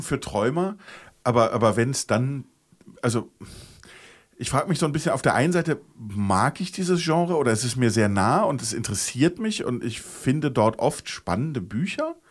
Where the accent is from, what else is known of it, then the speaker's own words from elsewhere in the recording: Germany; wir als Deutsche